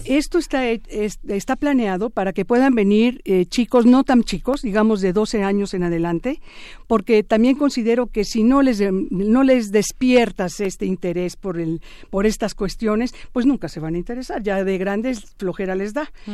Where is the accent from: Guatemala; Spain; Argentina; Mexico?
Mexico; soy mexicana igual que ustedes